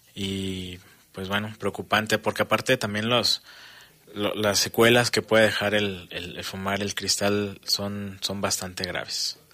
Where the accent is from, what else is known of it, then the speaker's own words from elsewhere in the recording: Mexico; como mexicanos